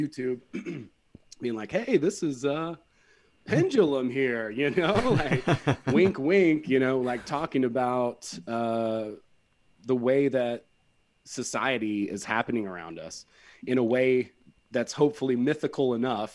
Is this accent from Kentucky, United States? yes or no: no; West Georgia, United States; I'm from West Georgia, so, you know, I grew up around a lot of meth